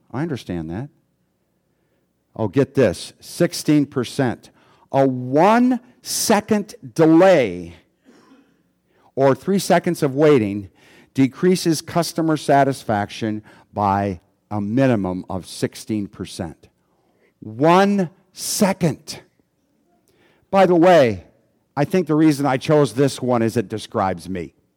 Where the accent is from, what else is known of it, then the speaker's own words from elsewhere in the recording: United States; as an American